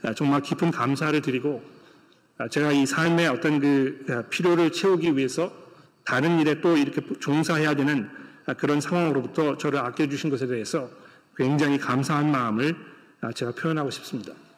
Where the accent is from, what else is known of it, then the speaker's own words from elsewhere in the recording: South Korea; now in Australia; 한국 문화 속에서 자라온 우리 한국의 성도들이